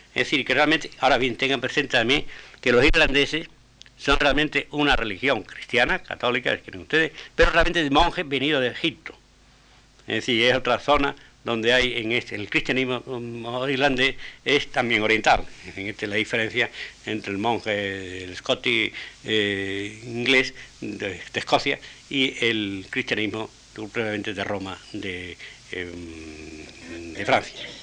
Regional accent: Spain; como tales españoles

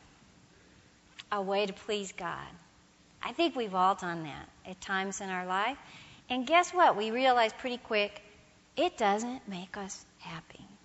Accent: United States; I'm a Protestant and I'm an American

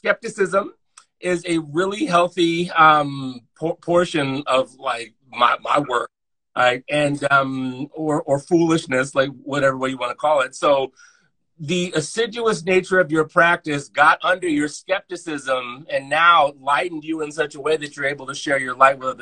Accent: Baltimore, Maryland, United States; moved away as an adult; also born or lived in Colorado; I'm from Baltimore

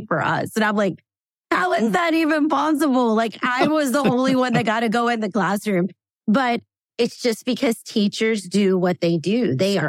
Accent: the South, United States; I grew up in the South

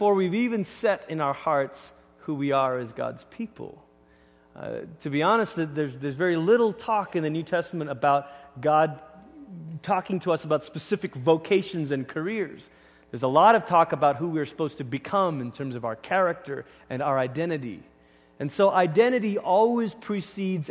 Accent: Malaysia; moved away as an adult; now in United States; I grew up in Malaysia

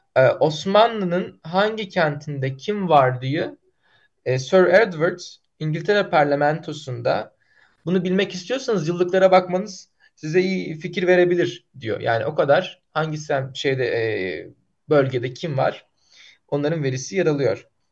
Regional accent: Bursa, Turkey; Benim memleketim Bursa'dır

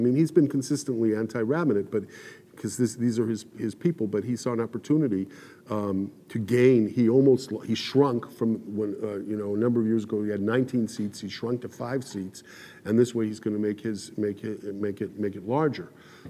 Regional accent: Los Angeles, California, United States; moved away as an adult; also born or lived in San Fernando Valley / Israel; I grew up in the Orthodox community in Los Angeles.

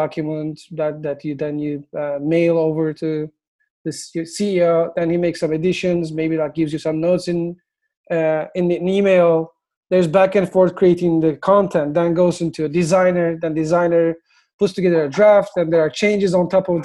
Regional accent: Istanbul, Turkey; English is a second language; moved away as an adult; now in United States; I'm originally from Turkey. I moved to the US in 2003

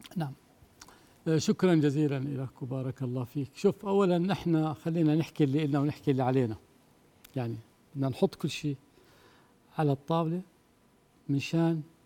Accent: Jordan; عندنا بالأردن

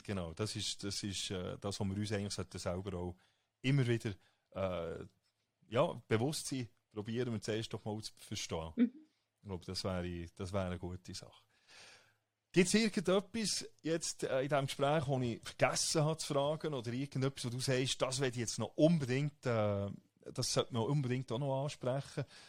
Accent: Switzerland; also born or lived in United States

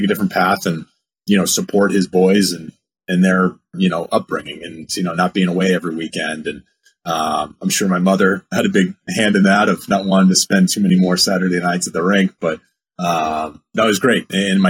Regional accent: New England, United States; also born or lived in Wisconsin, United States; I was born in Wisconsin, lived there until 1990, so first 5 years of my life, and then we moved back to New England.

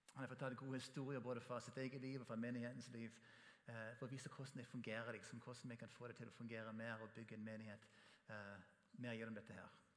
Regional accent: United States; Norwegian is a second language; now in Norway; Som amerikaner som kommer til Norge

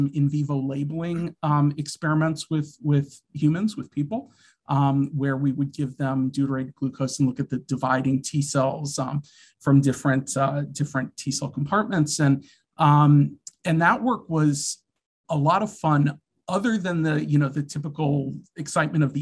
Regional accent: Washington, District of Columbia, United States; I grew up in the Washington, D.C. area.

